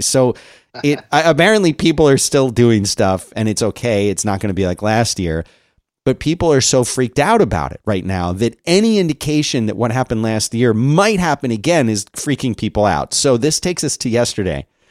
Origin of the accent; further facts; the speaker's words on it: Philadelphia, Pennsylvania, United States; moved away as an adult; now in Austin, United States; I grew up in Philly